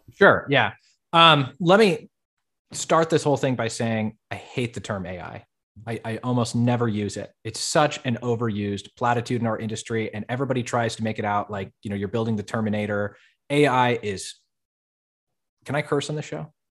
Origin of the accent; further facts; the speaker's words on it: Fort Collins, Colorado, United States; I was born and raised in Colorado.